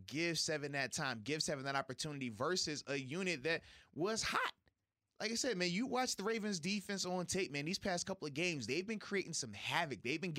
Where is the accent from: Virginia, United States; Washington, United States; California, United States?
Virginia, United States; Virginia Beach; moved away; Man, how's the weather in my hometown? Baby 757 over here, man.